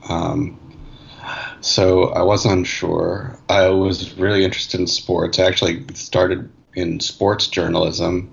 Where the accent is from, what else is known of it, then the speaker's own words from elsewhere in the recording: New York City, New York, United States; I grew up in Manhattan, uh, in New York City.